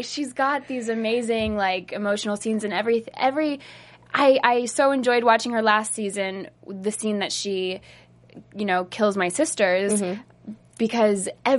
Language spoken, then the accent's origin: English; Pennsylvania, United States; moved away; I'm from Pennsylvania